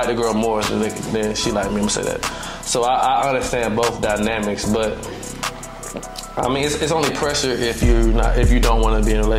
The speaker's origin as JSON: {"language": "English", "town": "Atlanta", "region": "Georgia", "country": "United States", "said": "I'm from Atlanta."}